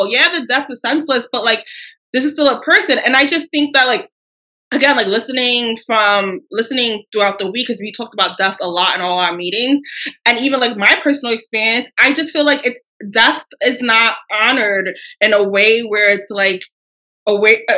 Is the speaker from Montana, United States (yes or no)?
no; New York City, New York, United States; I identify more as being a Black girl from New York City.